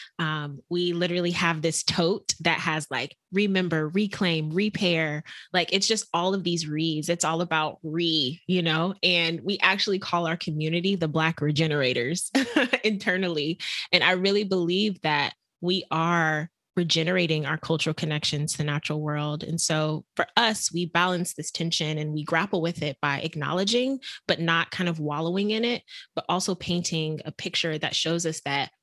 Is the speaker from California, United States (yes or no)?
no; Texas, United States; I grew up actually in Texas